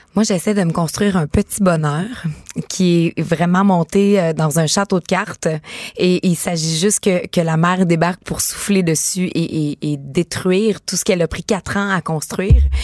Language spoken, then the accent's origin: French; Rivière-du-Loup, Quebec, Canada; on vient de Rivière-du-Loup les deux